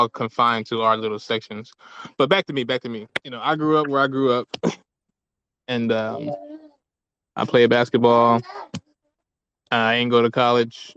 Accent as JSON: {"language": "English", "town": "Camden", "region": "New Jersey", "country": "United States", "tie": "born or raised there", "said": "I'm from Camden, New Jersey, which was for a long time one of the most dangerous slash poorest slash highest crime slash murder rates in the country for like years on end. And I think they just started like gentrifying where I'm from. But growing up, I was one in nine chance of being the victim of a violent crime every day."}